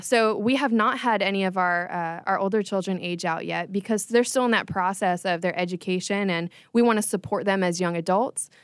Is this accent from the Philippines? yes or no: no; Palm Beach Gardens, Florida, United States; I was born and raised in Palm Beach Gardens